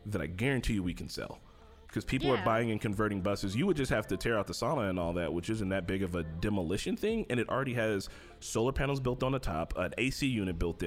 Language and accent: English; Gary, Indiana, United States; I'm from Gary